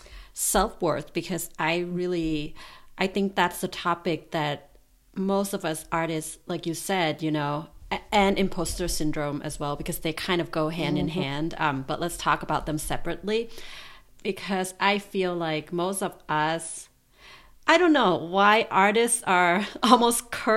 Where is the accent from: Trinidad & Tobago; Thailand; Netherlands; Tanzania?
Thailand; I'm from Thailand